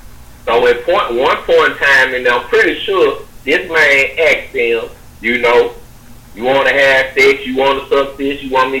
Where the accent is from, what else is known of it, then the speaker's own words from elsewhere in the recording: Memphis, Tennessee, United States; moved away; back home where I'm from Memphis